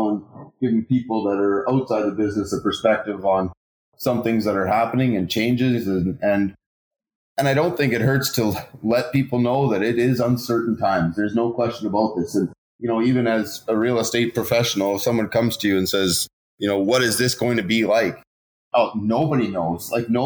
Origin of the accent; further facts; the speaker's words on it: Regina, Saskatchewan, Canada; I was born and raised in Regina, so I know a lot of people